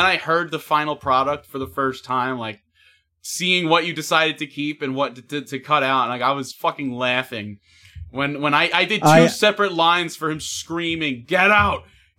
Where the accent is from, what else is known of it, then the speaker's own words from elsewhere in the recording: New York, United States; Yeah, I'm from New York.